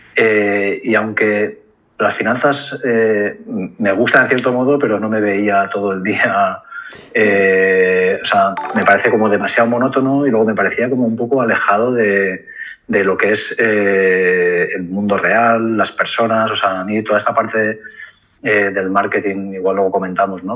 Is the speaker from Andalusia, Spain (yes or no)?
no; Valencia, Valencian Community, Spain; moved away as an adult; also born or lived in Barcelona; yo soy valenciano, o sea, nací en Valencia, tuve el colegio de estudio en Valencia y luego me fui a estudiar la carrera a Barcelona